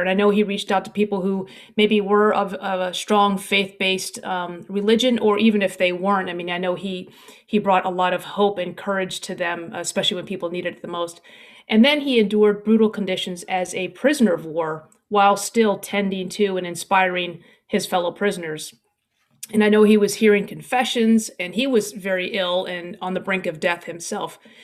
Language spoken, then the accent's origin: English; United States; as an American